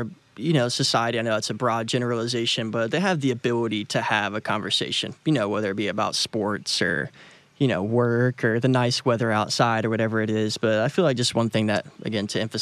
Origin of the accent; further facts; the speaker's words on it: Huntsville, Alabama, United States; I moved back to my hometown, Huntsville here